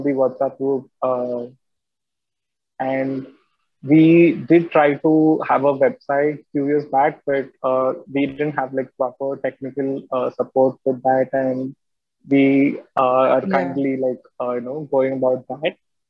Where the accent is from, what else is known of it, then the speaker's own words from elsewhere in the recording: Coimbatore, Tamil Nadu, India; we are from Coimbatore, Tamil Nadu, in the first place.